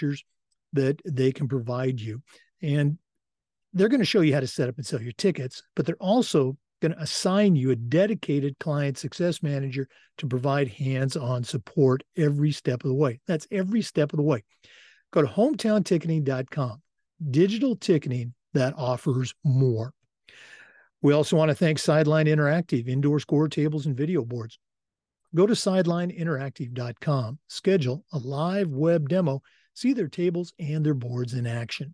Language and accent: English; Oregon, United States; moved away; growing up in Oregon, you knew all about the OSAA